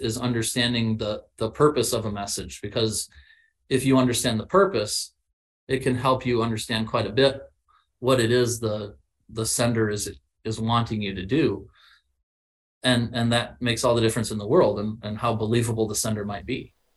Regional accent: Illinois, United States; I was from yeah. Illinois and not Texas.

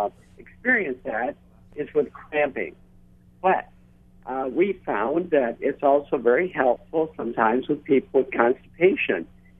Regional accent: Michigan, United States; I'm a psychologist from Michigan. I work with my wife, who's a family doctor.

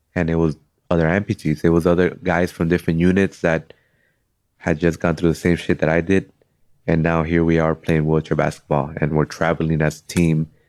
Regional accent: Cudahy, California, United States; I'm from Cudahy.

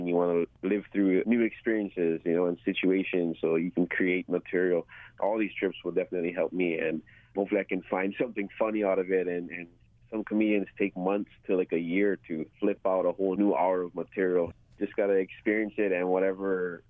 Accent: Oahu, Hawaii, United States; my hometown on Oahu

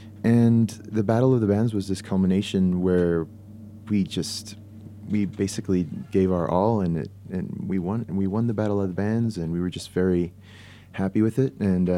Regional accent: Puerto Rico; also born or lived in Florida; now in Park City, United States; I'm from Puerto Rico originally

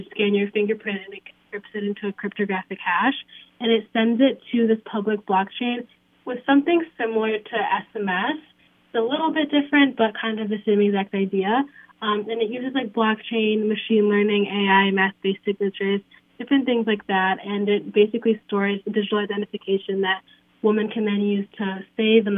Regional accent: Kenya; now in Illinois, United States; I'm from Kenya

